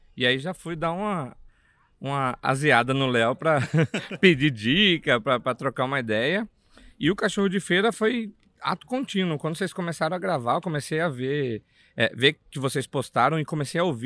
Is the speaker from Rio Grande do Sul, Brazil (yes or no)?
no; Cuiabá, Mato Grosso, Brazil; accent: Cuiabá; eu sou lá do CPA, para quem é de Cuiabá ou já foi em Cuiabá, sabe que CPA é uma quebrada lá